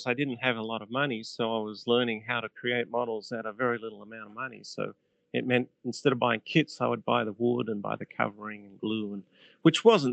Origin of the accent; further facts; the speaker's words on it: Sydney, New South Wales, Australia; now in Illinois, United States; I was born and bred in Sydney. I'm a Sydney boy